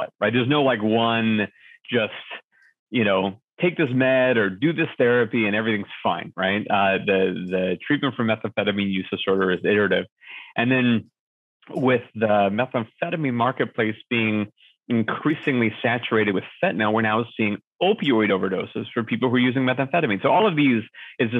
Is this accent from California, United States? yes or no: yes; Los Angeles, California, United States; I grew up in Los Angeles.